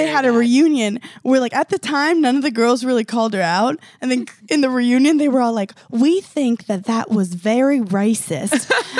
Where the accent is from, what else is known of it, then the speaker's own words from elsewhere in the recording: New York City, New York, United States; I'm from Park Slope, Brooklyn. I grew up in a very, diverse neighborhood. I grew up in one of the most lesbian neighborhoods in the world.